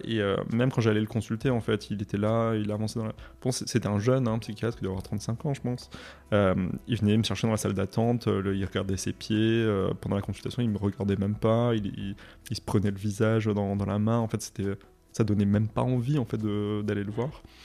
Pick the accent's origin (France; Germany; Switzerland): France; Moselle, Grand Est; je viens de l'Est, et du coup, euh, dans, l'Est, en, Moselle, l'éducation religieuse était obligatoire